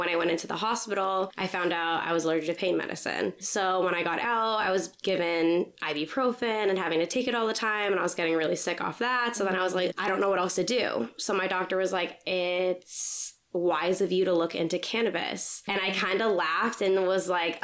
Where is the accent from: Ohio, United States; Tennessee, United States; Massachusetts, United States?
Massachusetts, United States; West Barnstable; now in California, United States; I'm originally from Cape Cod, Massachusetts, a little town called West Barnstable